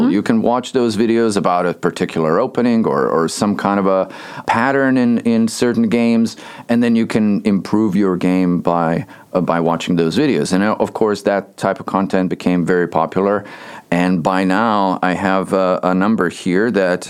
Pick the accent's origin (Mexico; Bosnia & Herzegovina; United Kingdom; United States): Bosnia & Herzegovina; moved away; I grew up in Bosnia, Bosnia-Herzegovina, back in Europe.